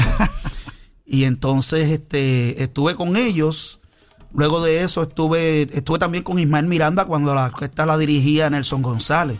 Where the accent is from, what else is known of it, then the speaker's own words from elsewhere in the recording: San Juan, Puerto Rico; yo estudié en la elemental allá en, en, el, residencial Las Margaritas.